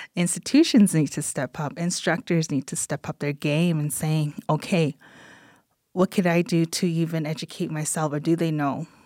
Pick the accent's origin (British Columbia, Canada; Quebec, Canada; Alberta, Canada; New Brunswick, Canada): Alberta, Canada; Kainai Nation; little blood woman from the Kainai Nation. So I am Blackfoot.